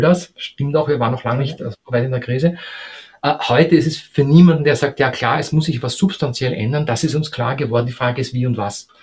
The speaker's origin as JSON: {"language": "German", "country": "Austria", "said": "als Österreicher"}